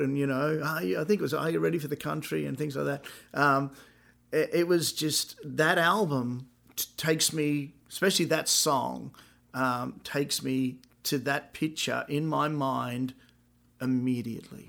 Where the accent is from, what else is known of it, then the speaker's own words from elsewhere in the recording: Brisbane, Queensland, Australia; now in United States; I was fifteen. I bought, I was living in my mum and dad's house, Brisbane, Australia